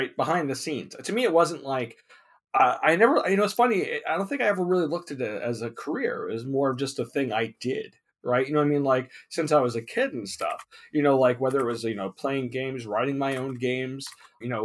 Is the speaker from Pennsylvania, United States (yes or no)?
no; New York, United States; also born or lived in Long Island / New Hampshire; now in California, United States; I grew up in New York. I was born in Long Island, and I moved to New Hampshire and New England, and then moved to California when I was 24